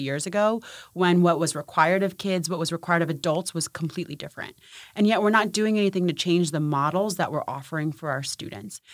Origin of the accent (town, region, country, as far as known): Maryland, United States; born or raised there; also born or lived in Punjab, India